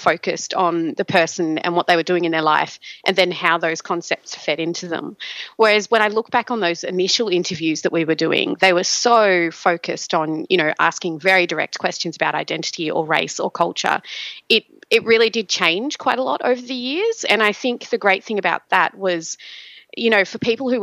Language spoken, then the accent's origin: English; Australia; Both … and I are African Australian, more specifically Nigerian Australian women